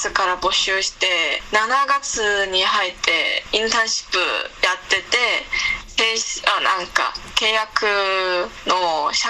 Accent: Liaoning, China; Japanese is a second language; はい、そうですね。

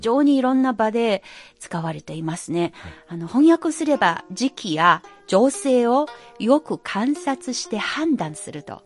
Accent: Anhui, China; 私のふるさとである暗記章

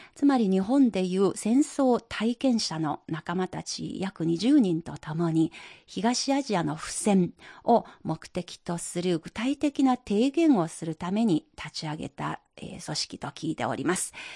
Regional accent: China; 私たち中国人

